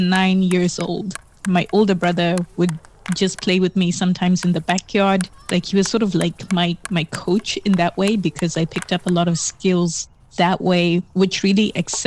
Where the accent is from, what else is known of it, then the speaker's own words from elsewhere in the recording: Harare, Zimbabwe; moved away as an adult; I was born in Zimbabwe, in Harare. I grew up there until I was about 19.